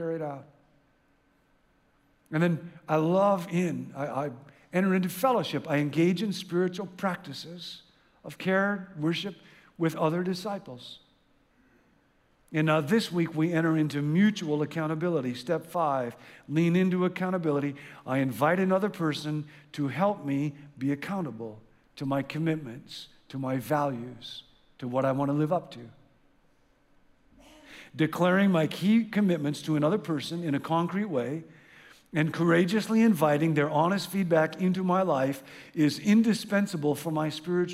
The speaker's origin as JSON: {"language": "English", "region": "Midwest", "country": "United States", "tie": "born or raised there", "said": "I grew up in the Midwest"}